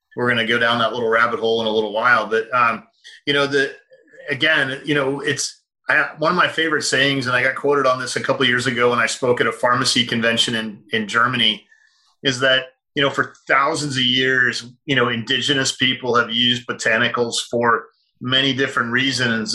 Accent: United States; I'm an American

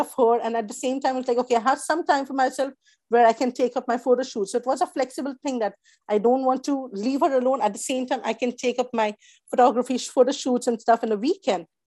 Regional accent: India; moved away as an adult; also born or lived in Mumbai, India / New Zealand; the background that we come from India

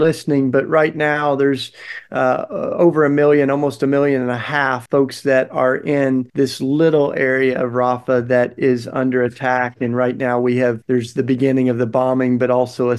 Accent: Tennessee, United States; now in Philadelphia, United States; I'm from Tennessee

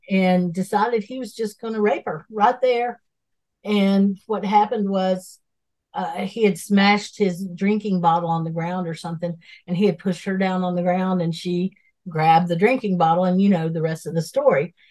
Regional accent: Asheville, North Carolina, United States; I'm from Asheville

